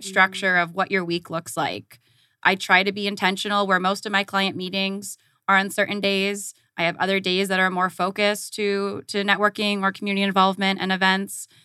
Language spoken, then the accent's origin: English; Southern California, United States; moved away as an adult; also born or lived in Tucson, Arizona; now in Phoenix, United States; I grew up in Southern California